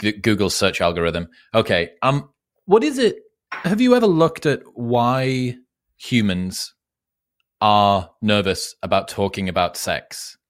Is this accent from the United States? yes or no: no; United Kingdom; I'm British